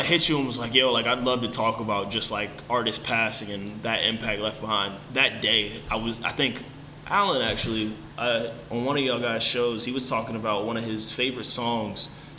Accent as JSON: {"language": "English", "region": "Virginia", "country": "United States", "said": "I'm from Virginia."}